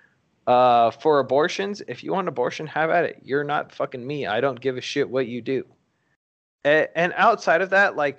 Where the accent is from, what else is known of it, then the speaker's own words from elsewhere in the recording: Colorado, United States; I'm from Colorado